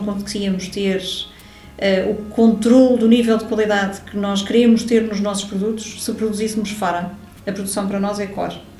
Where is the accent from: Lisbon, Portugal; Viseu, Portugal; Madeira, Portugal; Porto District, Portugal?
Lisbon, Portugal; moved away as an adult; now in Algarve, Portugal; Eu sou de Lisboa